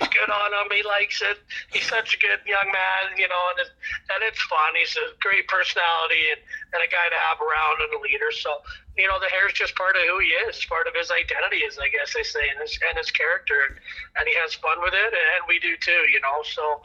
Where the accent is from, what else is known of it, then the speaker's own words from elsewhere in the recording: British Columbia, Canada; moved away; We're both from British Columbia.